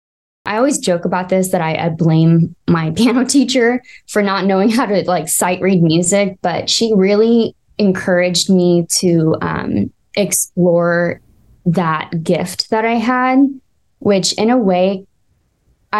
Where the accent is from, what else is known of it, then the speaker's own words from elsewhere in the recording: Corpus Christi, Texas, United States; moved away as an adult; also born or lived in Philadelphia, Pennsylvania; I'm originally from Corpus Christi, Texas, born and raised